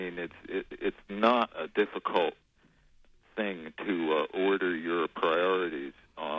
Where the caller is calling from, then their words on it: Warren, United States; Hi, this is … from Warren.